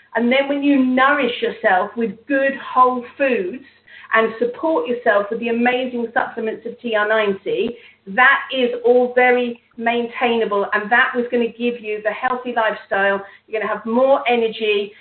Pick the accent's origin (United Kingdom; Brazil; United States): United Kingdom; England; me being English